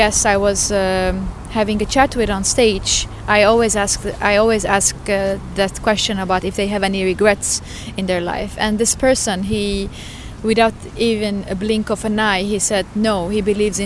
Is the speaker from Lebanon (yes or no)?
yes; Lebanon; now in Stockholm, Sweden; I come from Lebanon originally.